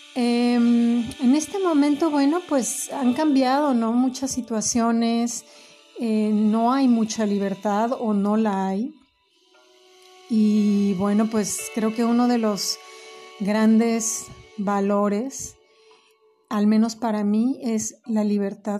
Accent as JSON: {"language": "Spanish", "country": "Mexico", "said": "yo soy mexicana"}